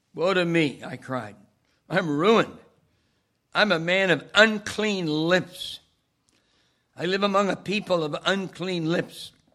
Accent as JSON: {"language": "English", "town": "Wyckoff", "region": "New Jersey", "country": "United States", "tie": "born or raised there", "said": "my hometown of Wyckoff, Cornerstone Church"}